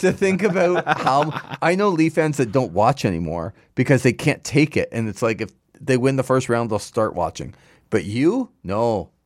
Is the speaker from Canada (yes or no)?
yes; Markham, Ontario, Canada; my hometown of Markham, Markham Fairgrounds